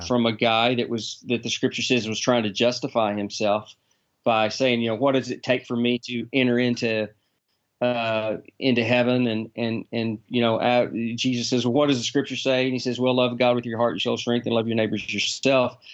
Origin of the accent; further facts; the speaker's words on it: Texas, United States; I'm a Texan